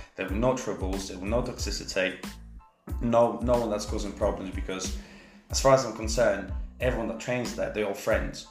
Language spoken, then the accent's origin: English; Leicester, East Midlands, United Kingdom; I'm from Leicester.